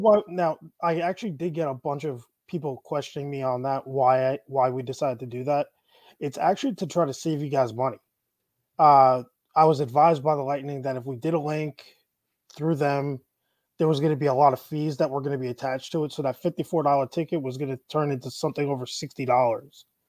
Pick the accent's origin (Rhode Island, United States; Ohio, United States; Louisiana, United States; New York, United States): New York, United States; Syosset; also born or lived in Plainview, New York; now in Tampa, United States; I grew up in Syosset and Plainview, so I'm a like Eastern Nassau County kid.